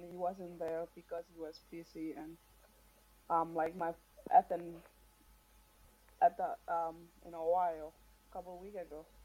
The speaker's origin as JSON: {"language": "English", "country": "Marshall Islands", "tie": "born or raised there", "moved": "as an adult", "lives_now": "United States"}